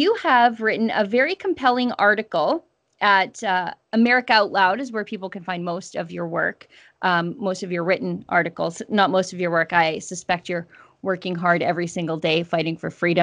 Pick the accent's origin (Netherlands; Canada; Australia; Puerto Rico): Canada; Alberta; as a Canadian and as an Albertan